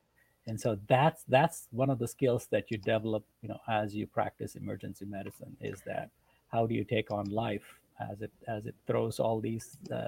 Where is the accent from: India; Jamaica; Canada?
India; moved away; So I grew up in India. My parents are Indian.